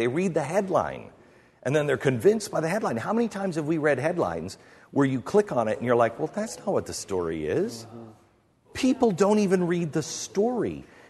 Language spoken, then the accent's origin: English; Mount Vernon, United States; I grew up in Mount Vernon. There were farms there.